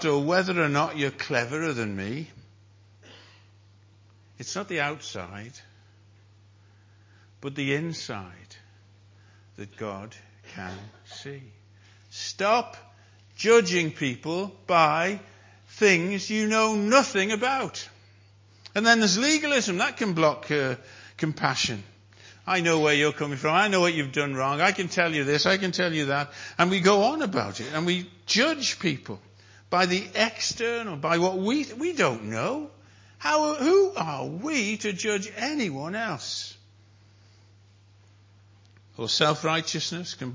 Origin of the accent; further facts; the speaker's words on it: North Wales, United Kingdom; I'm a Welshman. From North Wales